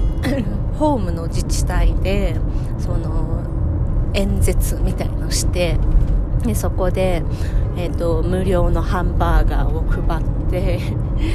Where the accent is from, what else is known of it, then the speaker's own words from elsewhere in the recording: Japan; now in United States; 日本に帰る